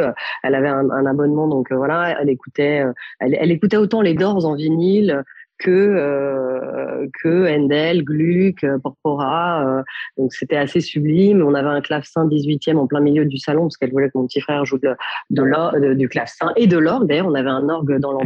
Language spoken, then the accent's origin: French; Paris, Île-de-France, France; also born or lived in Milan; je suis née à Paris, d'une mère parisienne et d'un papa milanais